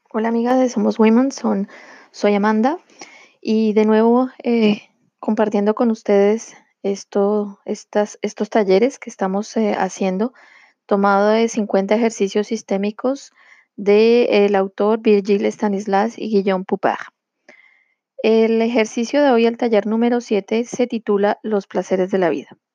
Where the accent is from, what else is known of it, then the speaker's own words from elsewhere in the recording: Colombia; now in France; poder ir cada año a Colombia, de donde yo soy originaria y en donde vive mi familia, Em, como yo vivo eh, aquí en Francia